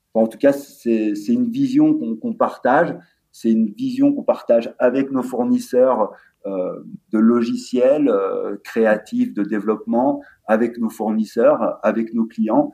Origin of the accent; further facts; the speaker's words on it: La Clusaz, Auvergne-Rhône-Alpes, France; on vient de la Clusa, euh, station de ski